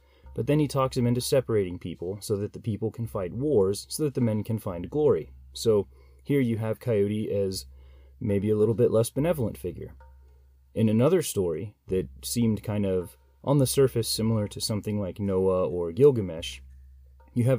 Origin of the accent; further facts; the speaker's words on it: United States; as an American